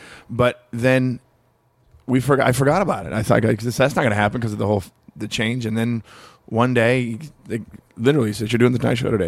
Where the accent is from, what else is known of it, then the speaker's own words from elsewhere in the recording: Long Beach, California, United States; Growing up in Long Beach is like growing up in a small town. Everybody knows each other. It's, mm-hmm. it's like that. And it's just far enough outside of L.A. and Hollywood. Because it is Los Angeles.